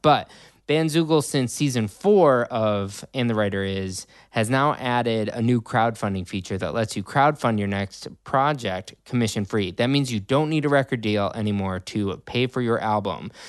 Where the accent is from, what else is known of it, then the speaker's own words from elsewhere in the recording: Riverwoods, United States; I grew up in River Woods